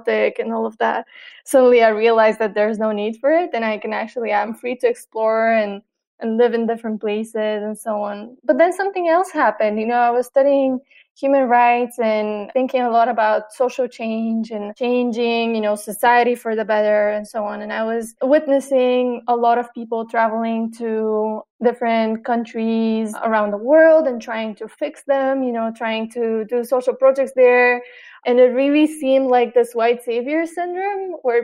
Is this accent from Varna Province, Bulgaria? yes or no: no; Sofia, Sofia City, Bulgaria; also born or lived in New York; now in Sofia, Bulgaria; I was born here in Sofia, which is the capital. So for a long time for me, this was the biggest city that I knew.